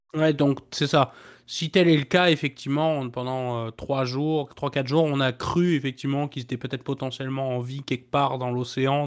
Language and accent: French; Brittany, France; ma région natale, donc la Bretagne